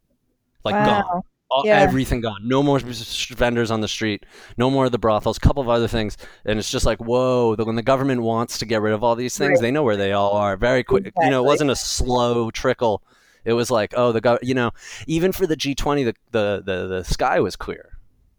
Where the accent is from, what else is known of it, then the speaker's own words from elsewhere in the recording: New York, United States; moved away as an adult; also born or lived in China; I'm a Jew from New York